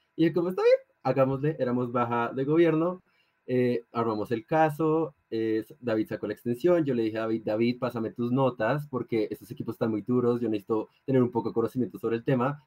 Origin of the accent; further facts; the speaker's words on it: Colombia; soy de Colombia